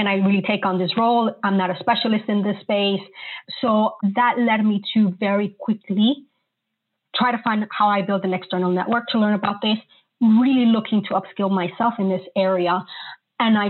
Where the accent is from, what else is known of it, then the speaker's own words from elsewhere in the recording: New York, United States; moved away as an adult; also born or lived in Colombia; now in London, United Kingdom; I'm a native Colombian, but I grew up in New York and now have lived in London for the last 17 years